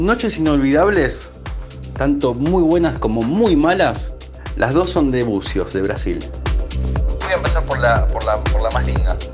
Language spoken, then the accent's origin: Spanish; Argentina; also born or lived in Ecuador; Nací allá y vivo acá desde los tres meses de edad, o sea, me considero argentino